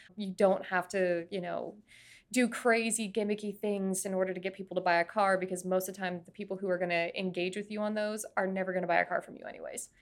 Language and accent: English; Florida, United States; I was growing up in Florida